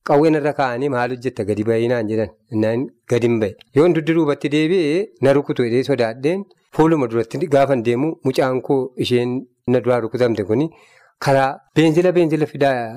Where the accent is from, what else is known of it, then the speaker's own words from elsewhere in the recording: West Wollega, Oromia, Ethiopia; now in Sasiga, East Wollega, Ethiopia; iddoo dhalooti kootii wallaggaa lixaa